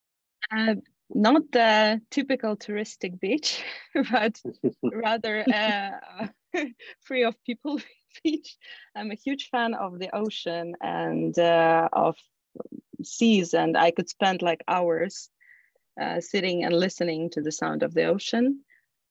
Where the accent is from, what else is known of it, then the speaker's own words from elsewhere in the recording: Ukraine; moved away; I'm originally coming from Ukraine, and I still have family there.